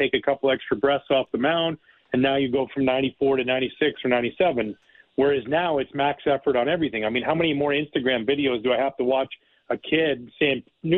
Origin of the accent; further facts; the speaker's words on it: Canada; moved away as an adult; now in United States; I live in the United States, but I'm born and raised in Canada